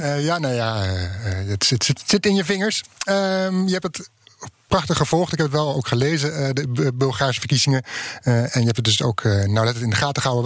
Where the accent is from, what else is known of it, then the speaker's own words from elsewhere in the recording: Netherlands; ik daar als Nederlander